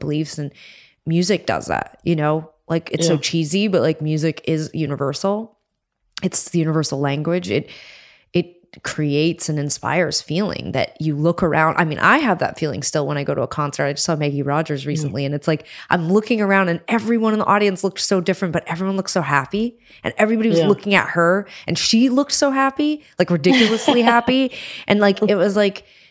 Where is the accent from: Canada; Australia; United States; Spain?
Canada; we're from Canada